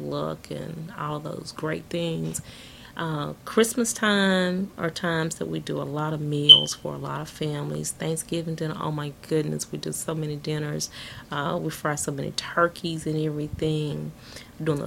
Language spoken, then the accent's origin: English; the South, United States; we're from the South